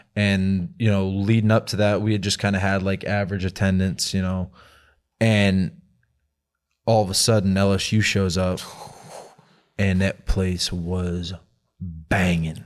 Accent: Lynn, Massachusetts, United States; moved away; me growing up in Boston, all I did was think about the Red Sox

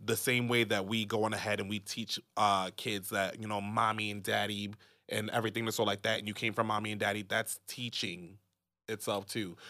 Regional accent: United States; being American

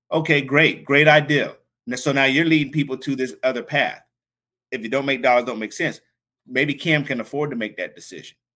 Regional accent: Washington, District of Columbia, United States; So for me to see, wow, my hometown team, which is here in DC, is taking care of my hometown team out there in Cali.

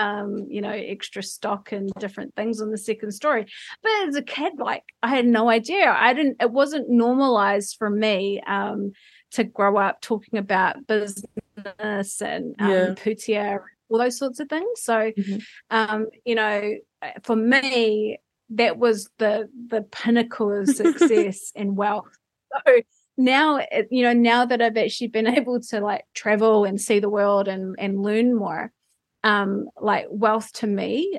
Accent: Foxton, Manawatū-Whanganui, New Zealand; when I was little and poor and growing up in Foxton

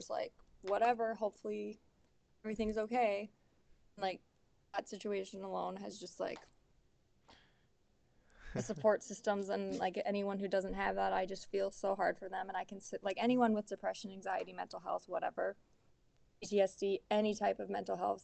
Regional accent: Milbank, South Dakota, United States; from Milbank, South Dakota. It's like 3,300 people here. And I grew up on a farm

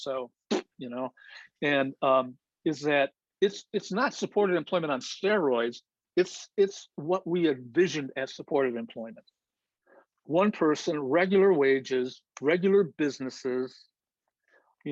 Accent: Indiana, United States; now in Minnesota, United States; I'm from Indiana, and I know all those people in Indiana

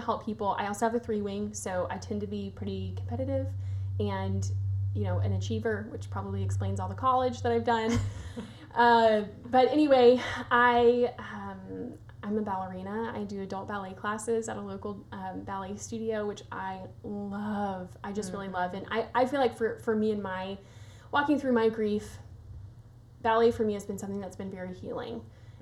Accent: Nashville, Tennessee, United States; I also born and raised in Nashville

